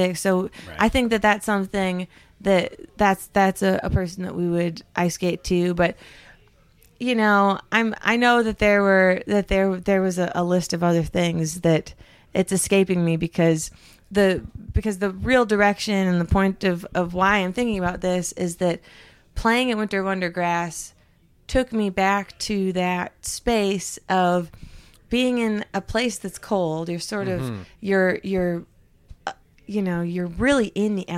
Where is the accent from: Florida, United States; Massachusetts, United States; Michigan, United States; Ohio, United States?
Michigan, United States; Upper Peninsula of; I grew up in the Upper Peninsula of Michigan, which is almost to Canada.